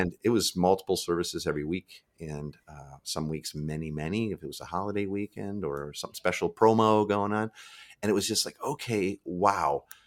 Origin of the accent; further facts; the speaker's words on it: Midwest, United States; now in Seattle, United States; I live in Seattle now. I'm from the Midwest originally.